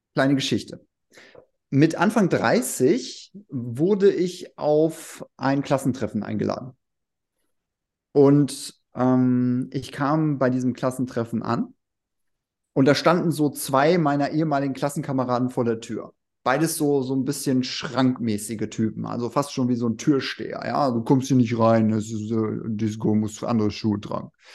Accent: Remscheid, North Rhine-Westphalia, Germany; now in Wuppertal, Germany; Realschule in Remscheid

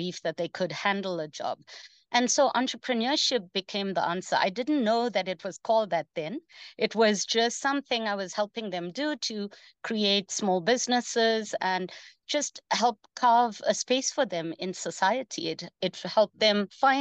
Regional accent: South Africa; also born or lived in India; having grown up in a township in South Africa

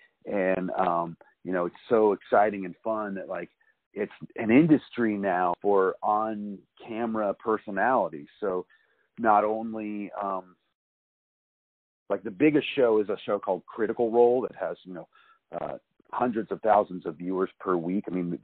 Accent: Fairfax County, Virginia, United States; accent: neutral; now in California, United States; So I grew up in the woods of Virginia. I grew up in Fairfax County, Virginia.

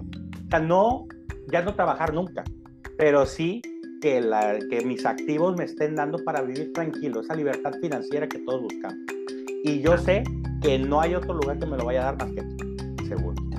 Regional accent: Ensenada, Baja California, Mexico; now in Tijuana, Mexico; soy un ensenadense de nacimiento adoptado por Tijuana

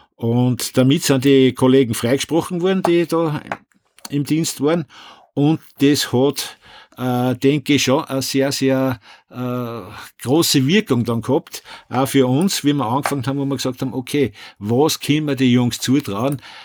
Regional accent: Upper Austria, Austria; bei uns in Oberösterreich

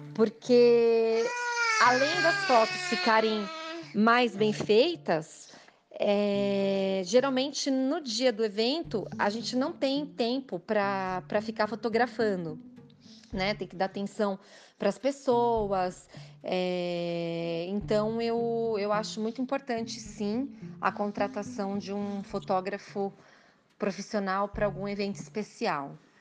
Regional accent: São Paulo, Brazil; moved away as an adult; now in United States; sou de São Paulo, atualmente estou morando nos Estados Unidos

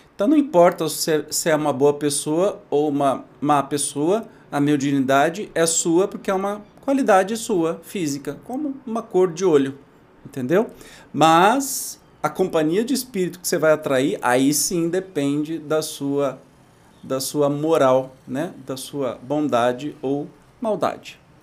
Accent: Brazil; Da minha infância, lá em Itajubi

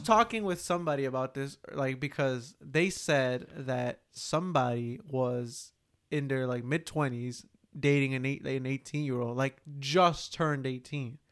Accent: Newark, New Jersey, United States; we grew up in Newark.

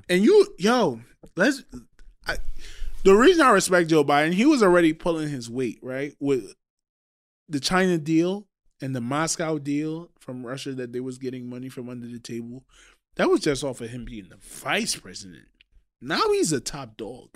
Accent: Trinidad & Tobago; moved away; I am from Trinidad.

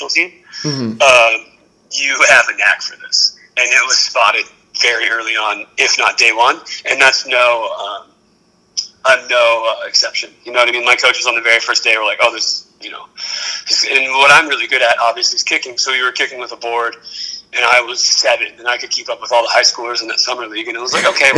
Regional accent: Huntington Beach, California, United States; I grew up in Huntington Beach

